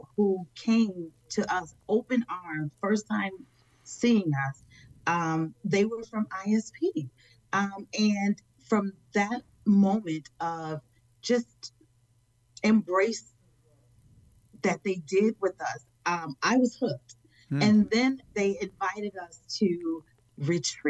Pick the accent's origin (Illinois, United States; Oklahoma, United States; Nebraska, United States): Illinois, United States; Chicago; I am from Chicago, Illinois